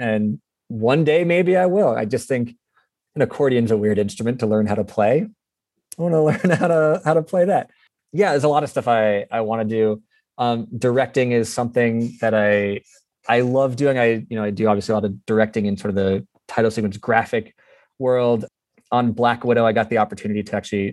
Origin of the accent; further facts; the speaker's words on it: South Florida, United States; I grew up in South Florida